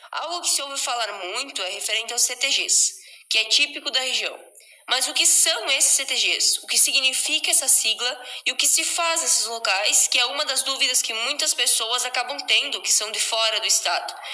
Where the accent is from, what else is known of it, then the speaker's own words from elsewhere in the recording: Rio Grande do Sul, Brazil; e, assim como as meninas, venho da região